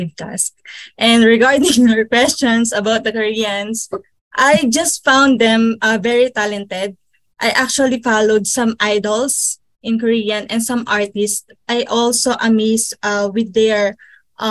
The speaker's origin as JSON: {"language": "English", "country": "Philippines", "said": "I'm from the Philippines"}